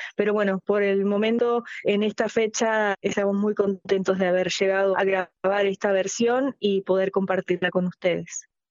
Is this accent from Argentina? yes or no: yes; Argentina; como cantante argentina